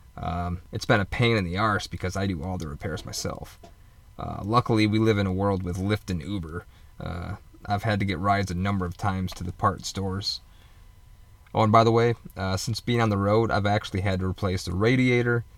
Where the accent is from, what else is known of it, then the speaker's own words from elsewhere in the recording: Michigan, United States; moved away as an adult; I was born and raised in Michigan